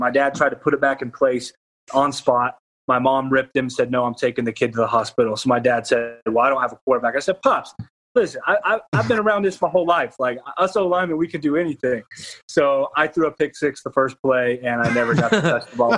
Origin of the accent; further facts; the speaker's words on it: Wiggins, Mississippi, United States; my dad started the Pee Wee football program here in my hometown of Wiggins